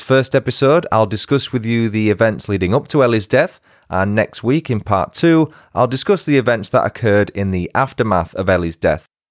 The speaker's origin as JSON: {"language": "English", "town": "York", "region": "Yorkshire and the Humber", "country": "United Kingdom", "said": "we're both from the north. She's northeast and I'm from York"}